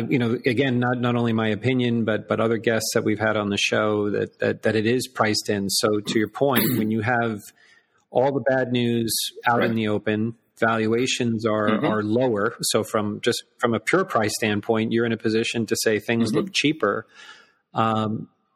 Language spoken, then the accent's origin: English; United States; as an American